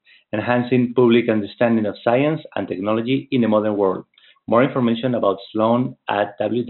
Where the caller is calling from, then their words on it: Madrid, Community of Madrid, Spain; I'm calling from Madrid, Spain.